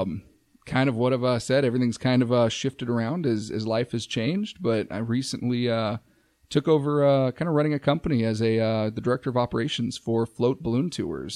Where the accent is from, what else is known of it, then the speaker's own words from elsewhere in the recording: Safford, Arizona, United States; moved away; my hometown, Safford